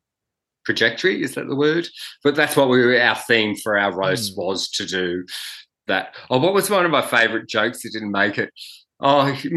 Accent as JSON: {"language": "English", "town": "Granville", "region": "New South Wales", "country": "Australia", "said": "I'm from Granville."}